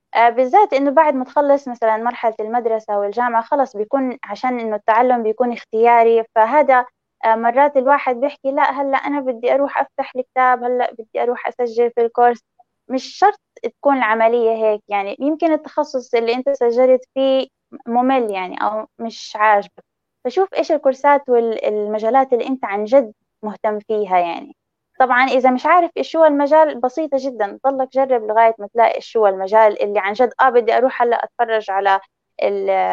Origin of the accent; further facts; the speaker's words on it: Palestine; هويتي أنا فلسطينية مش إسرائيلية